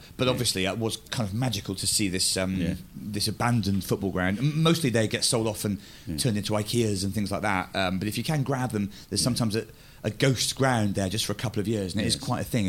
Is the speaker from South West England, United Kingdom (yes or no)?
yes; Bristol, South West England, United Kingdom; And Stonehenge was somewhere that I grew up in Bristol, not far away, and you'd occasionally glimpse it from the road.